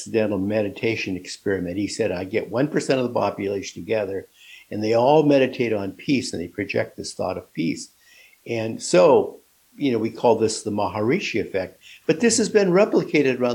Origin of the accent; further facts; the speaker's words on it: Seattle, Washington, United States; I'm from Seattle